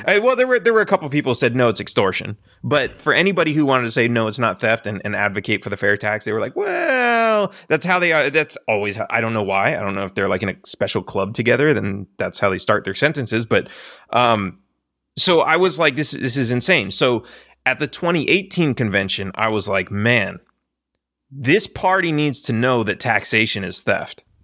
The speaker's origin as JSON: {"language": "English", "town": "Los Angeles", "region": "California", "country": "United States", "tie": "born or raised there", "also_born_or_lived": "Texas", "moved": "as an adult", "said": "I grew up in Los Angeles as a Democrat"}